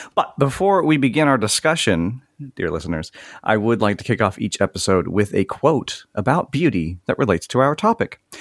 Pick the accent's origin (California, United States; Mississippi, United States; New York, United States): Mississippi, United States; I'm from Mississippi